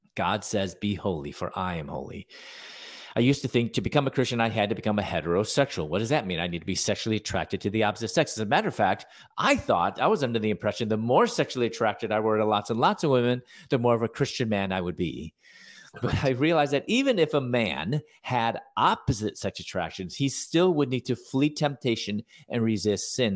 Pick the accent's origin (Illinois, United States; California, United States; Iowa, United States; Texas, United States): Illinois, United States; Chicago; moved away as an adult; also born or lived in Louisville, Kentucky / Atlanta, Georgia; I'm from Chicago. I w, I was born there.